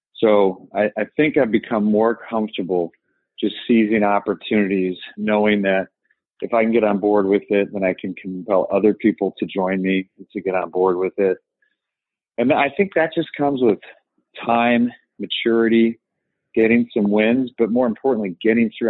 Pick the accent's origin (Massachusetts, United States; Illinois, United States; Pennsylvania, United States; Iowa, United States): Illinois, United States; Evanston; I grew up in the city of Evanston, Illinois, which is more or less Chicago.